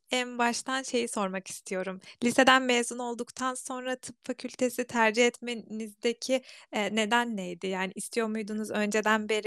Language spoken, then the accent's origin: Turkish; Zonguldak, Turkey; ben de Zonguldaklıyım.